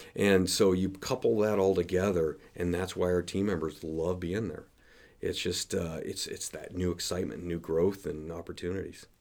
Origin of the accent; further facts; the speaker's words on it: Denver, Colorado, United States; now in Nebraska, United States; I grew up in Denver